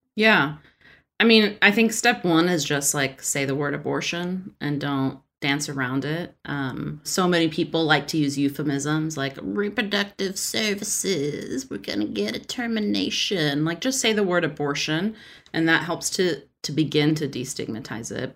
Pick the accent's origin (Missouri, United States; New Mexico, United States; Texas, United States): Texas, United States; I'm from Texas